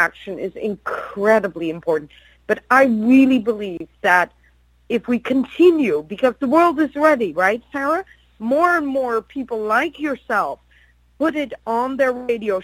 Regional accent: Netherlands; I'm from Holland

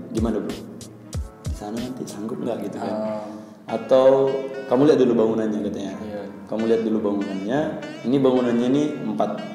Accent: Tapanuli, Batak area, North Sumatra, Indonesia; saya asalnya dari daerah Tapanuli daerah Batak sana

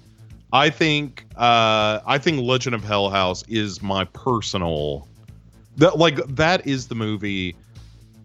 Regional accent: United States; I'm an American

